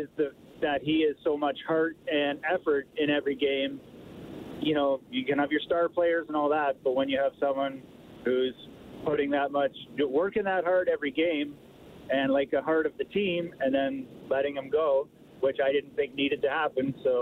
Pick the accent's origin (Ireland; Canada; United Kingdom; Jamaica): Canada; near Toronto, Ontario; now in Edmonton area, Canada; I grew up near Toronto, and I've been a Leafs fan for over 40 years.